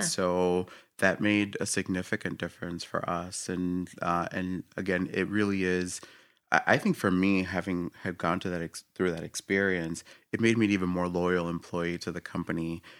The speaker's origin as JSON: {"language": "English", "country": "Puerto Rico", "tie": "born or raised there", "moved": "yes", "said": "I was born in Puerto Rico, came out here"}